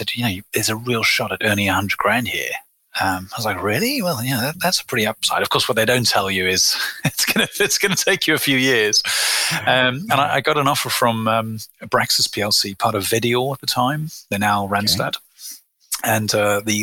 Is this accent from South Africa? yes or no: yes; South Africa; moved away as an adult; now in United Kingdom; I was born in South Africa to parents of British and European heritage